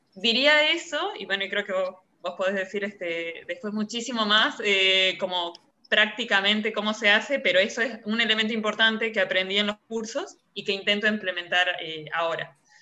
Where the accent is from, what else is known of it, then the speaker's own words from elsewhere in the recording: Salta, Argentina; now in France; Argentina yo vengo de Salta